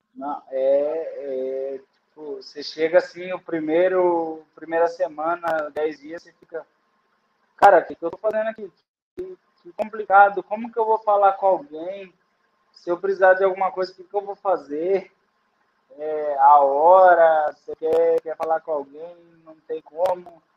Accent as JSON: {"language": "Portuguese", "country": "Brazil", "moved": "as an adult", "said": "sou do Brasil"}